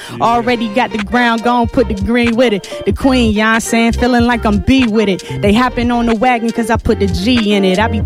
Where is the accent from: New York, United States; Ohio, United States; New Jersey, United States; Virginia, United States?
Virginia, United States; Richmond; I'm from Richmond, Virginia